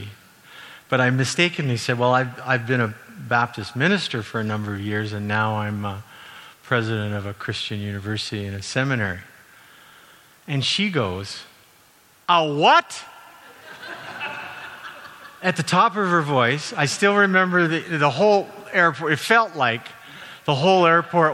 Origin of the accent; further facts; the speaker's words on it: Calgary, Alberta, Canada; I grew up in Calgary